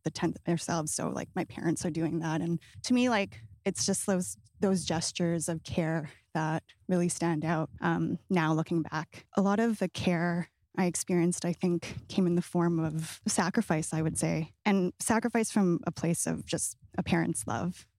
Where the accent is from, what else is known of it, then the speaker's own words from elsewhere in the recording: British Columbia, Canada; growing up in the West Coast, uh, like in B C